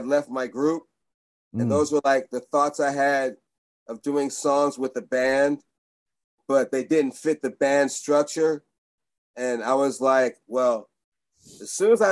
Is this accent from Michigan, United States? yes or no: no; Oakland, California, United States; also born or lived in San Francisco; I'm from Oakland, really